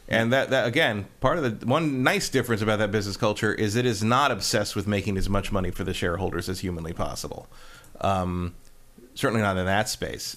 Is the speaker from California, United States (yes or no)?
yes; California, United States; as a Californian